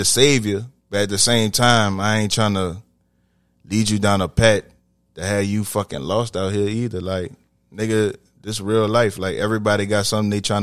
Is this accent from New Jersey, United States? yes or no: no; New Orleans, Louisiana, United States; I'm from New Orleans. Mostly everybody from here got musical backgrounds. I marched in a band all through high school.